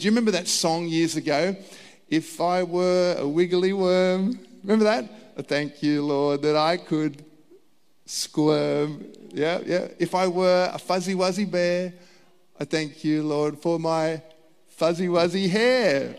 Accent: Australia; I was born in Australia. My parents were born in Australia.

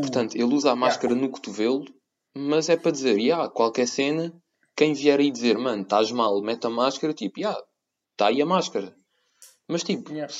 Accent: Portugal; now in Cyprus; sendo português eu

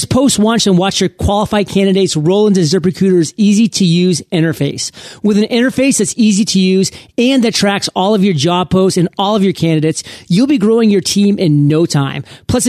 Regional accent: Maine, United States; A lot of people don't know what that means, but I'm from Maine. I lived on a lake.

